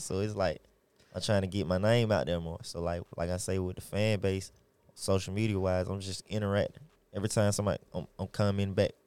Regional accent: Atlanta, Georgia, United States; I'm born and raised in Atlanta, Georgia, from the west side to the east side

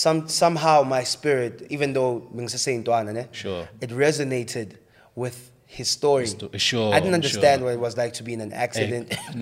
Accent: Kempton Park, Gauteng, South Africa; also born or lived in Tembisa; I didn't necessarily grow up in Tembisa, right? So what happened was I was born there, spent the first few years of my life, the first, like, 5 years, right? And then I moved to Kempton Park, which was the flats

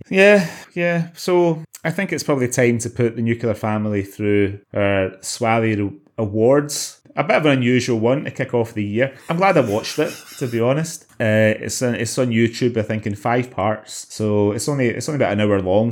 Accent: Glasgow, Scotland, United Kingdom; growing up in Glasgow

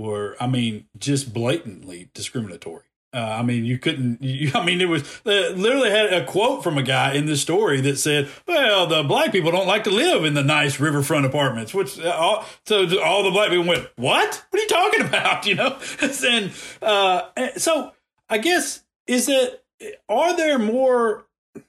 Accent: Decatur, United States; moved away; I grew up in Decatur. My parents and all of my family still live in Decatur.

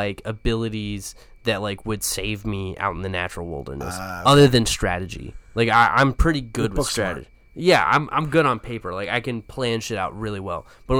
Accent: the South, United States; Because growing up in the South in the church, yeah.

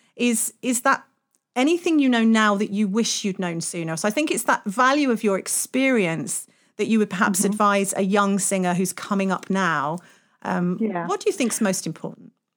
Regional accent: United Kingdom; we're British

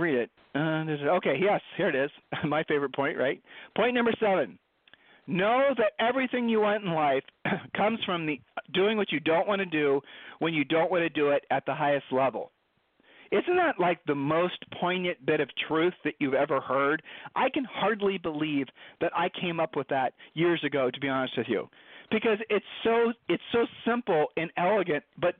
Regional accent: Columbus, Ohio, United States; Julie and I were growing up in Columbus, Ohio.

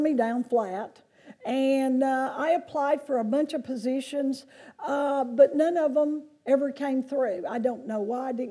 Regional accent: Lancaster, South Carolina, United States; moved away; I grew up in South Carolina, which is not very far from here, down in Lancaster

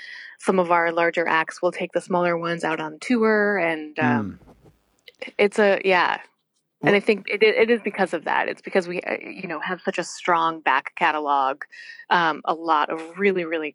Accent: Wisconsin, United States; moved away; So I grew up in Wisconsin

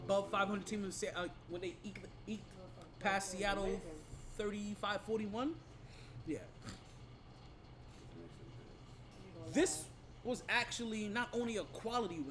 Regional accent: Jamaica; I'm Jamaican

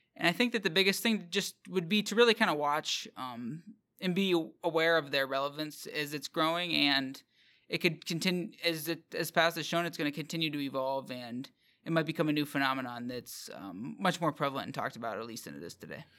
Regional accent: Pennsylvania, United States; my home state of Pennsylvania

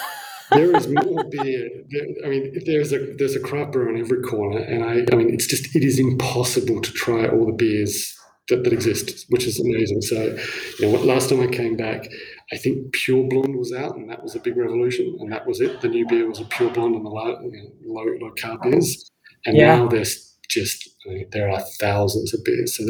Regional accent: Australia; So I think, yeah, being overseas, it's okay to celebrate being Australian, and hopefully we'll keep doing it here in Australia.

